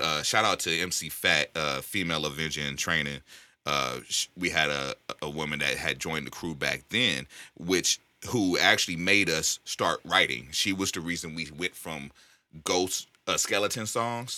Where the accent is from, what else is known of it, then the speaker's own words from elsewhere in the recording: the Bay Area, California, United States; moved away; I grew up in the Yay, so I go back and visit every once in a while.